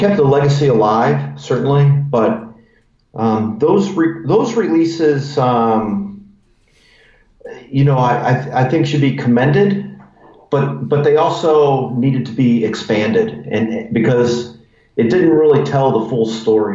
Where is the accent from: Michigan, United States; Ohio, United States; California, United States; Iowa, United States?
Ohio, United States; Cleveland; my hometown, Cleveland, Ohio